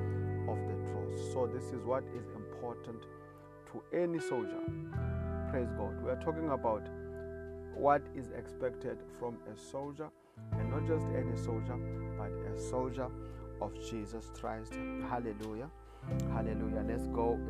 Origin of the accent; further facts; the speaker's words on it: South Africa; I come from South Africa